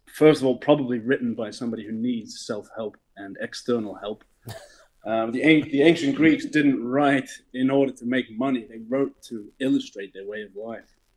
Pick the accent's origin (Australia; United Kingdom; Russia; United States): Australia; Melbourne, Victoria; moved away as an adult; also born or lived in Southeast Asia; Melbourne, Australia, from the criminal classes of outer suburban Melbourne.